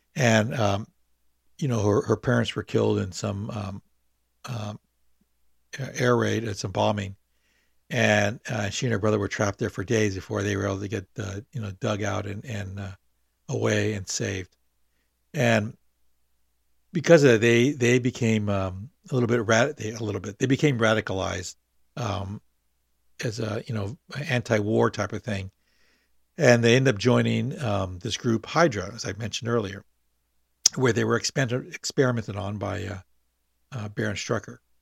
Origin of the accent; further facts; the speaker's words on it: Long Beach, California, United States; also born or lived in San Francisco; I born in San Francisco, but grew up in Long Beach, and that's what I consider my, my hometown